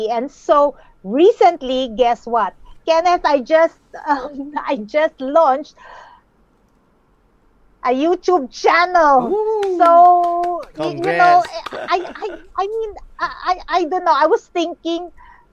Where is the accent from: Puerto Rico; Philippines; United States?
Philippines; I'm from the beautiful islands of the Philippines